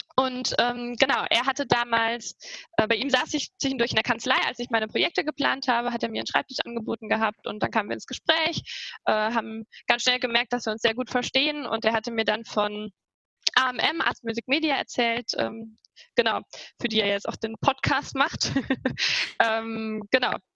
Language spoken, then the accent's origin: German; Trier, Rhineland-Palatinate, Germany; moved away as an adult; now in Saarbrücken, Germany; ich komme aus Trier